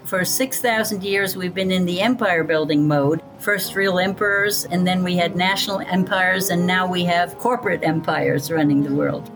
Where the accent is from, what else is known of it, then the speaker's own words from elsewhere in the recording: Athens, New York, United States; now in Greece; since I was a child in the Hudson Valley of New York State. I was born in Athens, New York